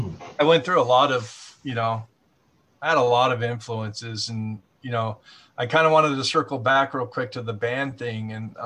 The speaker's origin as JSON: {"language": "English", "town": "Ventura", "region": "California", "country": "United States", "tie": "born or raised there", "said": "I grew up in Montalvo too."}